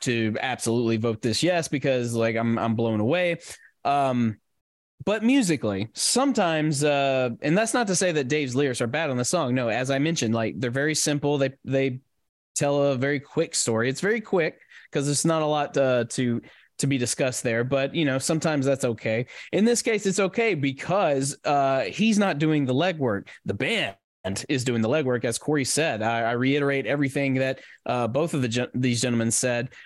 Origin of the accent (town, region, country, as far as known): Nashville, Tennessee, United States; born or raised there